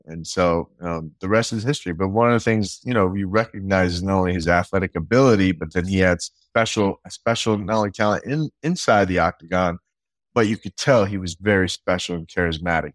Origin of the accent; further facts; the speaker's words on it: California, United States; I was from Cali